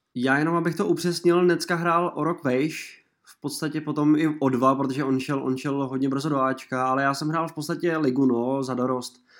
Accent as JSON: {"language": "Czech", "town": "Mělník", "region": "Central Bohemian Region", "country": "Czechia", "tie": "born or raised there", "moved": "yes", "lives_now": "Prague, Czech Republic", "said": "Já jsem z Mělníka původem, ale žiju teda už nějaký ten pátek v Praze"}